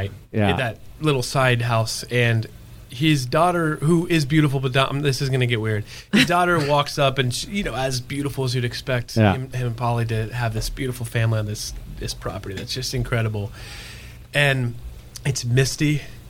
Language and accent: English; Arizona, United States; We're from the East Valley, which is kind of not as cool as Phoenix, you know, as far as culture goes.